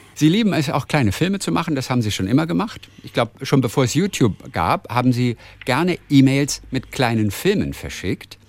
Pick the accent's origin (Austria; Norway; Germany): Germany; Northern Germany; ich komme aus Norddeutschland